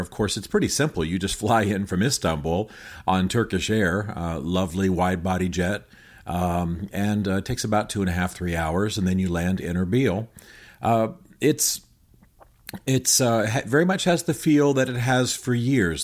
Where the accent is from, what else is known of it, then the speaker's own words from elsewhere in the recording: United States; I'm American